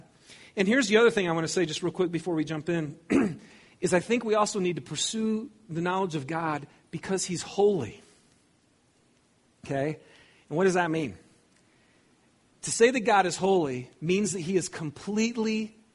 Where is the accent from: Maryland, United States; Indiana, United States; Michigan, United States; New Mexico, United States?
Michigan, United States; Lapeer; I grew up in Lapeer, Michigan. I didn't grow up in Southern California.